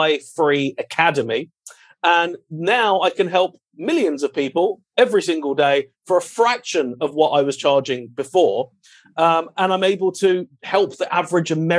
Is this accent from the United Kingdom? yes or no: yes; United Kingdom; moved away; also born or lived in London; I'm British royalty. That's all you need to know. So originally my father and I owned a paparazzi photography company back in London.